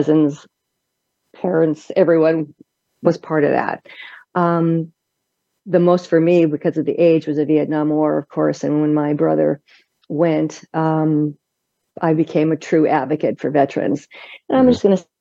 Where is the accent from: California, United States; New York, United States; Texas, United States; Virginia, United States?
California, United States; Anaheim; now in Oceanside, United States; I was born and raised in Anaheim